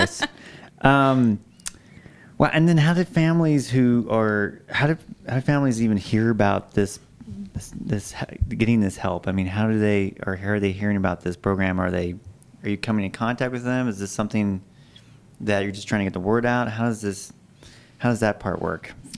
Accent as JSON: {"language": "English", "region": "Alaska", "country": "United States", "moved": "yes", "lives_now": "Idaho, United States", "said": "I'm from Alaska"}